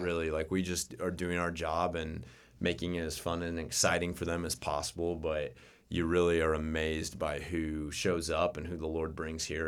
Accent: Winona Lake, Indiana, United States; also born or lived in North Carolina; grew up in Winona Lake, Um, my parents were Grace graduates and met at Grace, got married and, um, never left

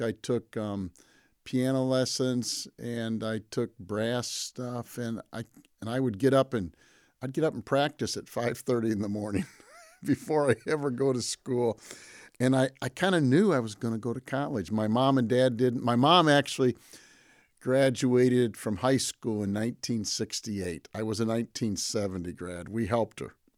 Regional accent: Pontiac, Michigan, United States; I grew up in Pontiac, Michigan

